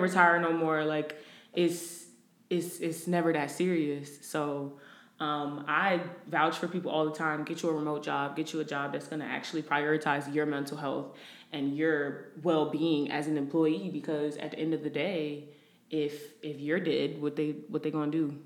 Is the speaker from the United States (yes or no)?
yes; New Jersey, United States; moved away as an adult; now in Houston, United States; I am originally from Jersey, moved to Houston about a year and a half ago